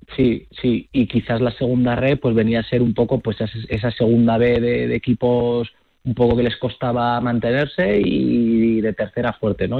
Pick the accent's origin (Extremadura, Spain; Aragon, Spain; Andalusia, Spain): Aragon, Spain; Zaragoza; yo que soy de Zaragoza